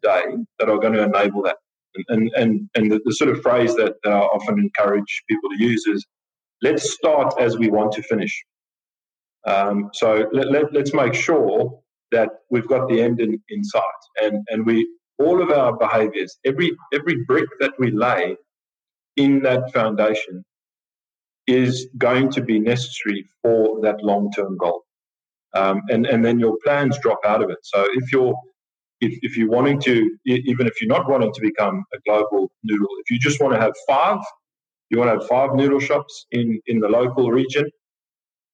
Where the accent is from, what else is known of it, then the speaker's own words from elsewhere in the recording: South Africa; moved away as an adult; also born or lived in Natal, South Africa / Tumut, New South Wales, Australia / Sydney, Australia / Adelaide, Australia; now in Australia; I'm a South African